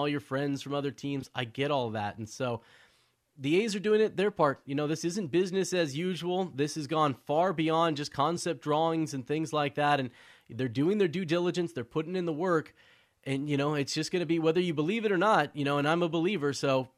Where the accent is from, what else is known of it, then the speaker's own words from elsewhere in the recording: Oakland, California, United States; I was born in Oakland, from the Bay Area